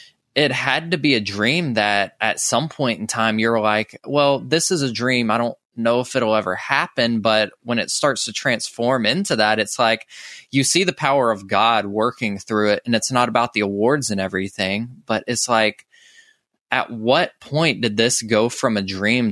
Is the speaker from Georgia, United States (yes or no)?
yes; Georgia, United States; someone who was born and raised in Georgia. I'm like, I've never been to South Africa or anything like that.